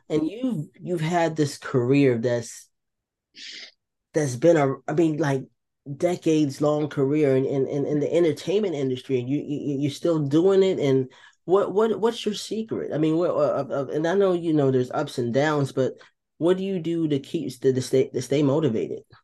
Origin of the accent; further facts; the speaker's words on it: New Jersey, United States; moved away; also born or lived in North Carolina; I was born in New Jersey